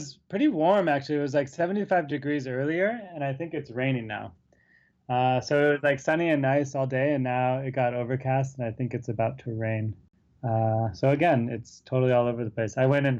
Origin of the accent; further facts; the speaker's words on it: Santa Barbara, California, United States; moved away as an adult; now in New York City, United States; So I grew up in Santa Barbara, California. I spent 32 years there. And then 2 weeks before I moved to New York City